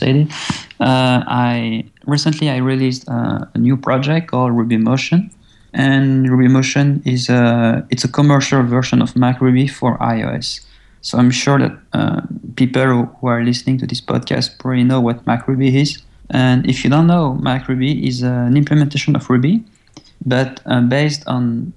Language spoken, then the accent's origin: English; French-speaking Belgium, Wallonia, Belgium; English is a second language; I was born in Belgium. Actually, I was born in the French-speaking side of Belgium